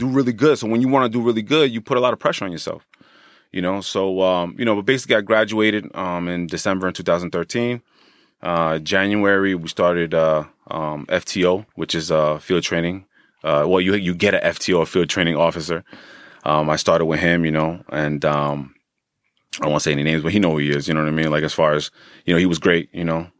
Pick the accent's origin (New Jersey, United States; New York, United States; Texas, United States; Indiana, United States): New Jersey, United States; Hackensack; born and raised in Hackensack